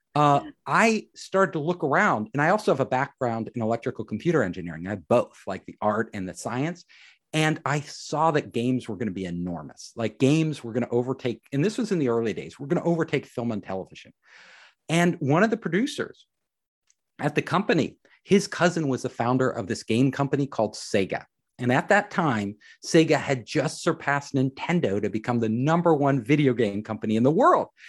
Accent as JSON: {"language": "English", "area": "San Francisco Bay Area", "region": "California", "country": "United States", "said": "I am from the San Francisco Bay Area"}